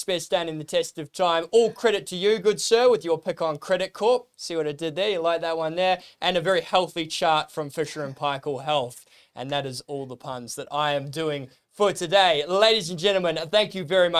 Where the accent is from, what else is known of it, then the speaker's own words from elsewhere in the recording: New Zealand; now in Australia; New Zealand, my hometown